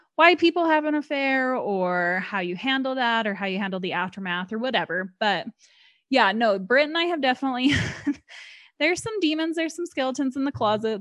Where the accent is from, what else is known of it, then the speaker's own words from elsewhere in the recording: Utah, United States; I was born and raised here in Utah, still live here